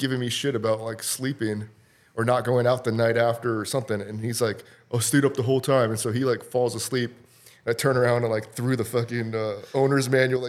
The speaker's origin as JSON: {"language": "English", "country": "Honduras", "tie": "born or raised there", "also_born_or_lived": "Costa Rica", "said": "I was born in Costa Rica, and then I lived in Honduras for a little bit. Like, I wasn't from Costa Rica."}